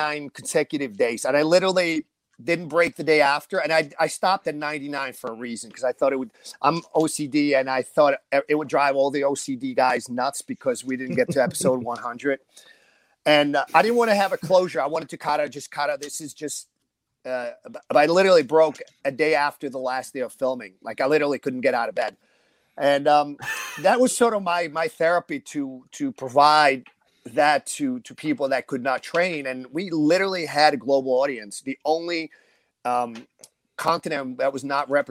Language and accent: English; northern New Jersey, United States; we're up north. We're up north